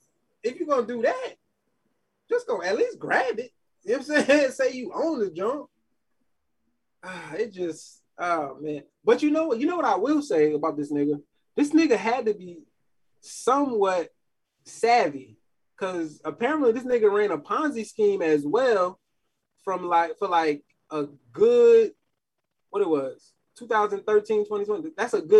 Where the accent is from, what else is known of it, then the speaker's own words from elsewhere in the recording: Queens, New York, United States; I'm from New York, man. Queens, South Side to be exact.